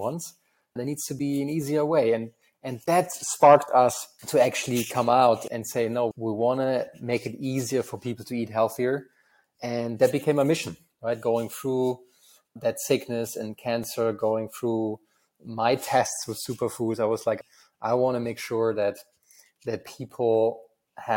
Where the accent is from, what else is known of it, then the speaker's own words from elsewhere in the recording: Germany; accent: German; English is a second language; moved away as an adult; also born or lived in United States; I'm originally from Germany, as you can tell from my terrible accent. And I come from a very small town in Germany